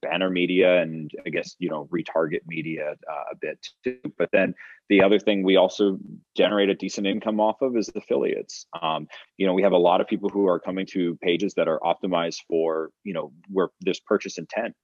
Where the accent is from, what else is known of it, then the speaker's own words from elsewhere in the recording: Fresno, California, United States; I was born in Fresno, California